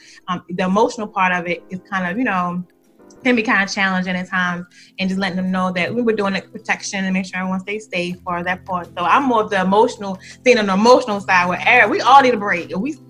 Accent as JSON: {"language": "English", "town": "Baltimore", "region": "Maryland", "country": "United States", "said": "I'm from Baltimore."}